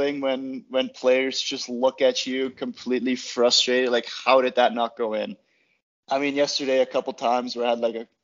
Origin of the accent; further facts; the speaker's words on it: Austria; moved away as an adult; also born or lived in Utah; now in Lake Tahoe, United States; started playing at the club back home in my hometown at like 3.5.